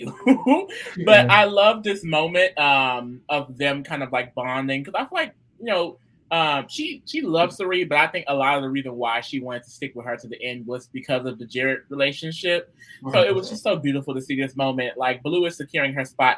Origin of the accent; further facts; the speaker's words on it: United States; I am American